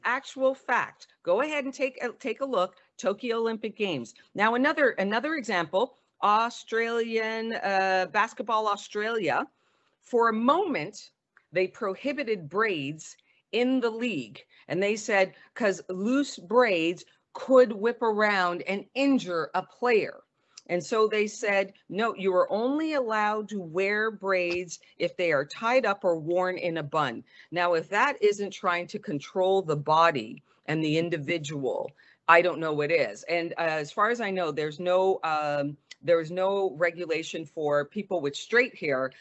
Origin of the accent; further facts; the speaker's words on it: Montreal, Quebec, Canada; moved away as an adult; now in United States; growing up in Montreal, uh, running track